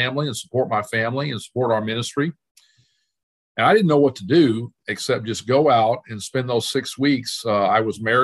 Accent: Dallas, Texas, United States; moved away as an adult; also born or lived in Arkansas; I was born in Dallas and grew up there

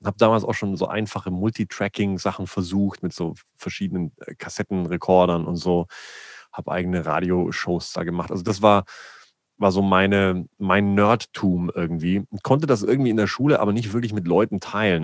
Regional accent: a small village near Augsburg, Bavaria, Germany; ich bin in Bayern geboren, äh, in einem kleinen Dörflein äh, in der Nähe von Augsburg

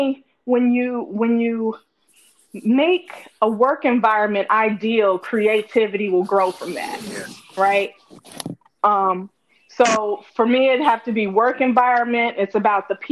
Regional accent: Gary, Indiana, United States; I'm from Gary, Indiana, where it wasn't too much to do, but there was a movie theater

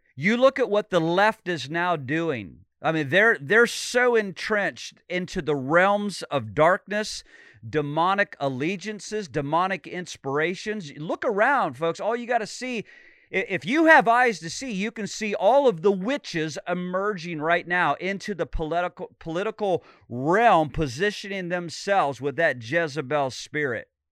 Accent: Illinois, United States; now in Sarasota, United States; I grew up in Illinois, just a few hours south of Chicago.

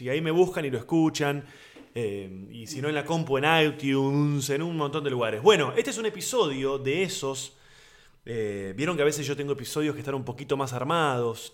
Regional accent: Buenos Aires, Argentina; comediante argentino de Buenos Aires.

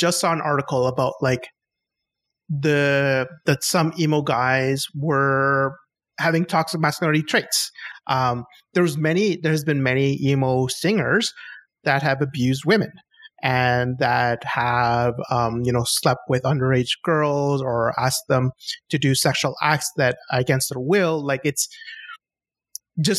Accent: Chile; I'm from South America. I'm from Chile

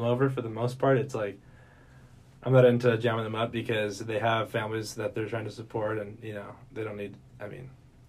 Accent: Santa Maria, California, United States; moved away as an adult; now in Lompoc, United States; I grew up in Santa Maria

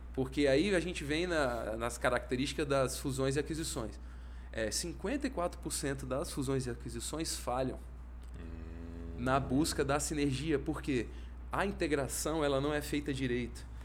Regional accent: Brasília, Federal District, Brazil; sou de Brasília, vivia minha vida toda aqui

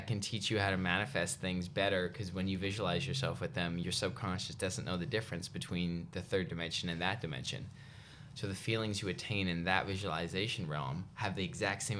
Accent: Canada; I'm very grateful I grew up in Canada

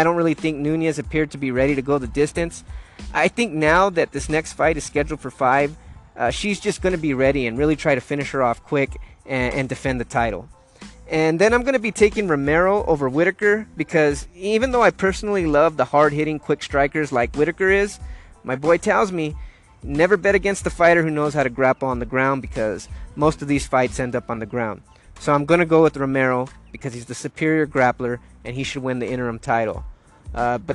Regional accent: Los Angeles, California, United States; I'm from Los Angeles

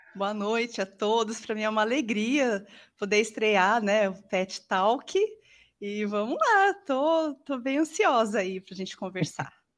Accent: Leme, São Paulo, Brazil; also born or lived in Rio Claro; nasci em Leme, em 77

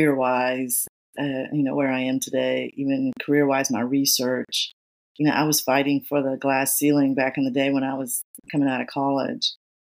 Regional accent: Atlanta, Georgia, United States; I grew up in Georgia, in Atlanta.

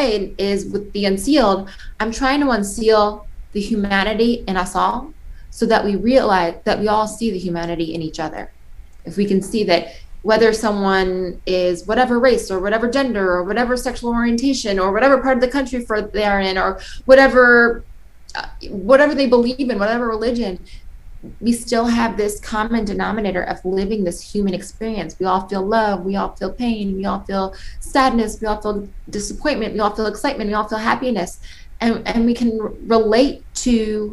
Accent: New York, United States; I'm from New York

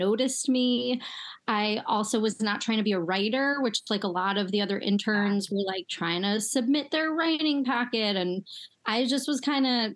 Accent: United States; I grew up right outside Manhattan and I would take the train in to the city every day

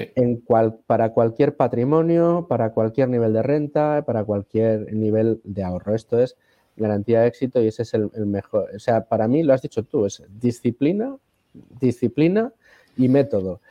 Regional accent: Spain; todos los españoles

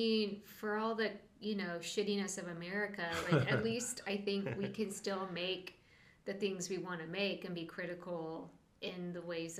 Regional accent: United States; as an American artist

